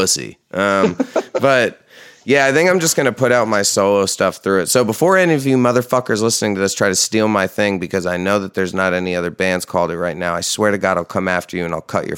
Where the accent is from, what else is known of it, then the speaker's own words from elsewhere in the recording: New York, United States; me and my friends that I grew up with in New York